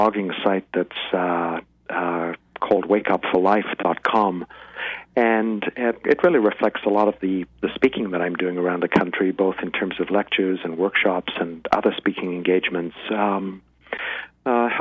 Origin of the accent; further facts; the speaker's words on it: Cape Town, Western Cape, South Africa; moved away as an adult; now in United States; I was born in Cape Town, South Africa, which is just a spectacularly, physically beautiful city. And lived there until I left South Africa as a political exile in 1980. So the first 22 years of my life were spent there.